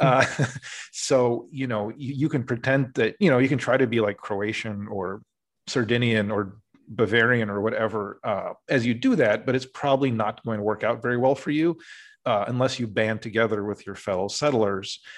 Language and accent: English; Urbandale, Iowa, United States; moved away; I grew up in Iowa